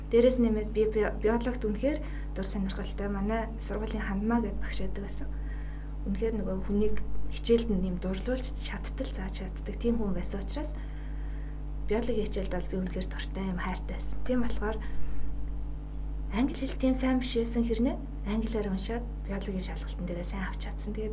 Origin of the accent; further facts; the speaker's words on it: Mongolia; moved away as an adult; also born or lived in South Korea; Зарим үед нөгөө Монгол гадаад оюутан гэдгээрээ нэг жаахан хавчигдах зүйлсүүд байна.